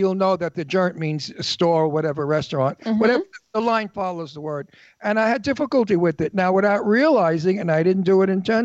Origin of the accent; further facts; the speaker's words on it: New York City, New York, United States; accent: Brooklyn; moved away; I'm from Brooklyn.